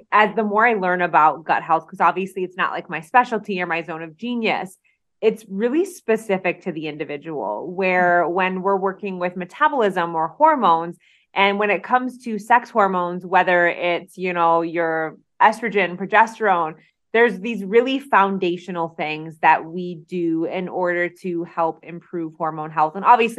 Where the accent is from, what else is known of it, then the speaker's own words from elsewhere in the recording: Detroit, Michigan, United States; I'm from Detroit. I'm a Detroit girl.